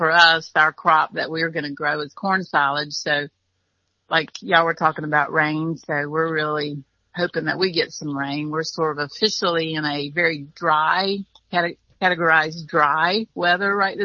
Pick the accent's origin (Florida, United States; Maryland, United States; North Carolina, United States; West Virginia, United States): North Carolina, United States; It was a very rural, area that I grew up in North Carolina